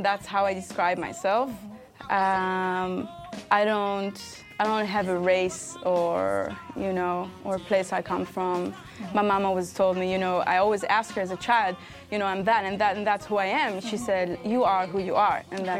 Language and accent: English; Tel Aviv, Tel Aviv District, Israel; English is a second language; also born or lived in Brooklyn, New York; now in New York, United States; I'm from Israel, born in Tel Aviv, as you said. I'm half Trinidadian. My father is from Trinidad and Tobago, is British. My mom is Ashkenaz. She's half German, half Polish, Russian.